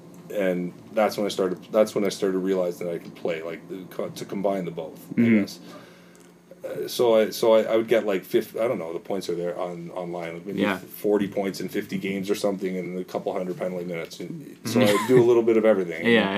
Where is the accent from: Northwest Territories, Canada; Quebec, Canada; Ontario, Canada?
Ontario, Canada; Markham; when you play in Markham, it's my hometown